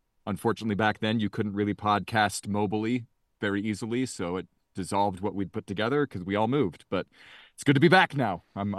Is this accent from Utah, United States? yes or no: yes; Utah, United States; Yeah, I grew up in Cache Valley, and I fell in love with the Aggies.